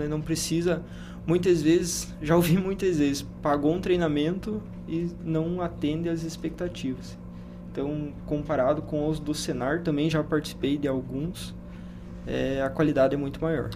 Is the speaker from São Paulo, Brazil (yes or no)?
no; Paraná, Brazil; now in Lucas do Rio Verde, Brazil; eu sou do Paraná. Paraná.